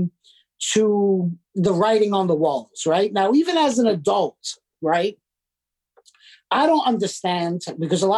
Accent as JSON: {"language": "English", "town": "New York City", "region": "New York", "country": "United States", "tie": "born or raised there", "also_born_or_lived": "Arizona / Florida", "moved": "as an adult", "lives_now": "Western Massachusetts, United States", "said": "I'm from Bensonhurst, Brooklyn"}